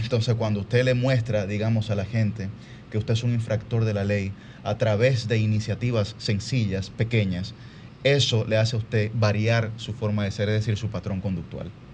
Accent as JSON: {"language": "Spanish", "country": "Dominican Republic", "said": "me apena mucho la situación actual de la educación de mi país"}